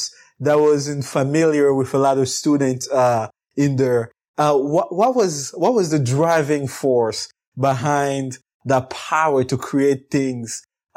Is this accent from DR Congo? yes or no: yes; DR Congo; born there; English is a second language; I was born in the Congo and it's a French-speaking country.